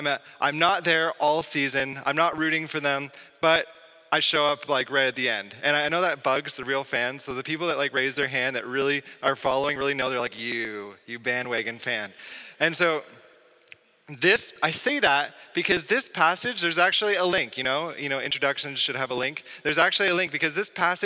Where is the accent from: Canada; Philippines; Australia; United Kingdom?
Canada; southwest of Toronto, Ontario; moved away as an adult; now in Quebec, Canada; I'm from Ontario, southwest of Toronto